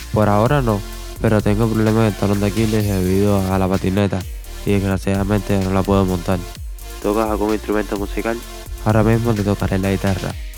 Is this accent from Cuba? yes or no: yes; Havana, Cuba; La Habana, Cuba